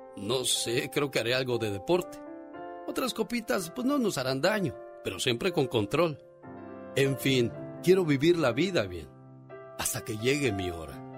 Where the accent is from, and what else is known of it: Tamaulipas, Mexico; moved away